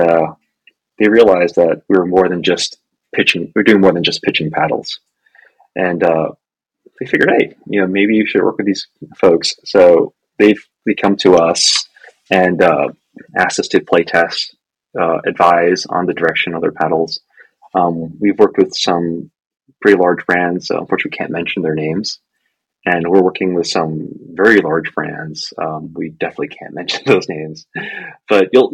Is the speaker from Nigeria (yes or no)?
no; Hong Kong; moved away; I'm Chinese. I'm originally from Hong Kong.